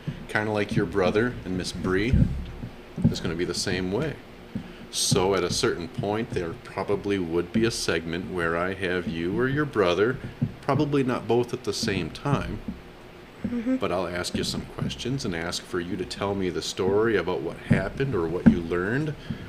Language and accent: English; Michigan, United States; Well, not us, because we are two guys from Michigan.